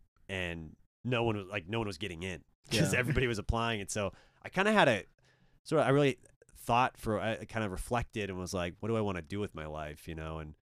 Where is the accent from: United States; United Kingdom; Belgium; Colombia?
Belgium; I'd be like, oh, I'm from Belgium.